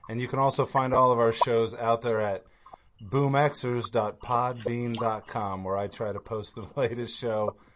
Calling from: Pennsylvania, United States; So, … I'm joining you from Pennsylvania.

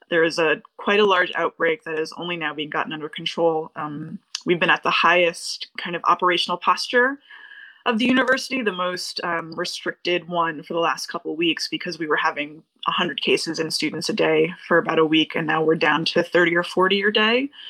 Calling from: Northampton, Massachusetts, United States; I'm calling from Northampton, Massachusetts.

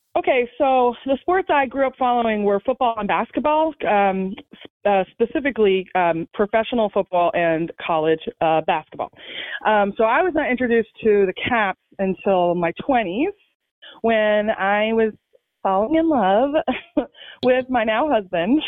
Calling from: Fairfax, Virginia, United States; I am calling from Funfax, Virginia, also known as Fairfax

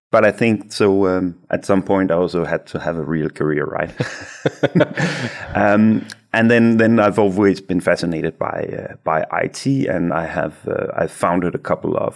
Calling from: Aarhus, Central Denmark Region, Denmark; but I'm I'm just in Aarhus uh, in Denmark.

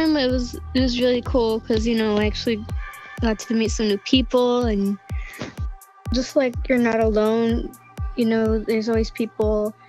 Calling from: Stockton, California, United States; I'm …. I'm calling from Stockton.

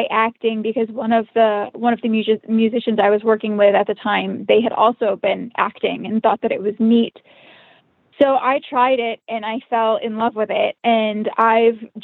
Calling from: Atlanta, Georgia, United States; also born or lived in Cleveland, Ohio; Um, I'm actually joining you from Atlanta, Georgia.

